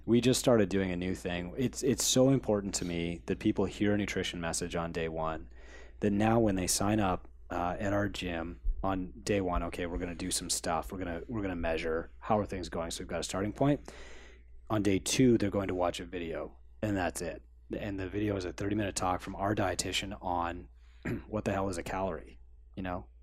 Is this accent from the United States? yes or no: no; Canada; We're Canadian